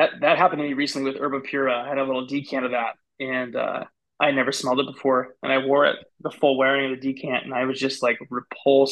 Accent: West Linn, Oregon, United States; I grew up in West Lynn, which is a little bit closer to Portland. My whole life

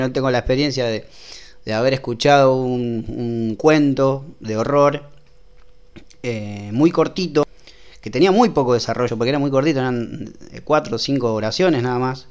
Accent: Rosario, Santa Fe, Argentina; somos de Rosario.

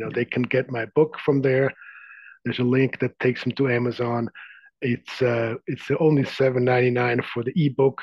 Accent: Zurich, Switzerland; now in San Francisco Bay Area, United States; I grew up in the outskirts of Zurich.

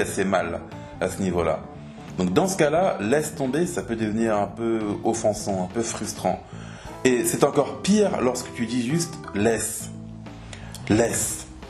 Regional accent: France; en tant que Français

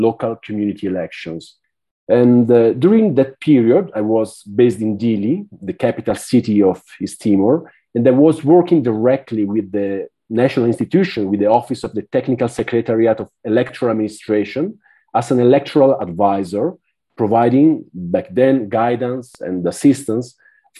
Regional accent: Italy; moved away as an adult; now in Villavicencio, Colombia; I'm from Italy

